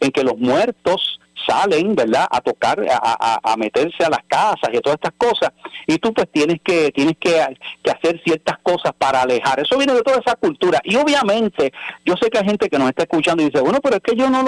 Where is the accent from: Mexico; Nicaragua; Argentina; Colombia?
Mexico; Bueno, pues si, si yo soy cristiano y soy mexicano, pues podrá ser algo cultural